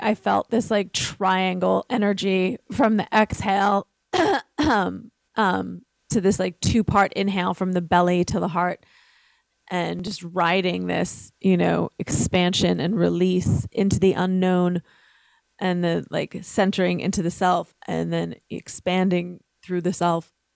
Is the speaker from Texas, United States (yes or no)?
no; New York City, New York, United States; I was raised in Brooklyn, uh, an Italian Catholic family.